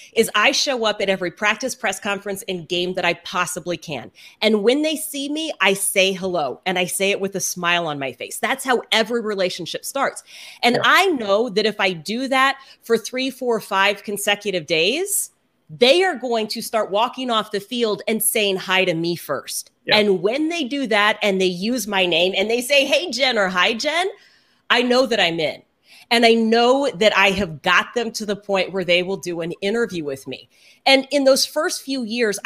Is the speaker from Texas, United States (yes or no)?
yes; Houston, Texas, United States; moved away as an adult; also born or lived in Dallas; now in Seattle, United States; I grew up in Houston